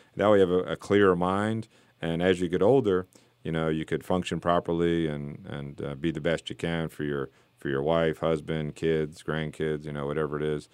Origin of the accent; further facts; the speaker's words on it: South Florida, United States; moved away; I grew up in South Florida where it's just flat